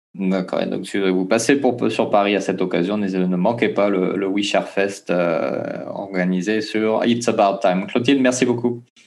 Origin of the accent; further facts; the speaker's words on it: French Polynesia; chez nous, en Polynésie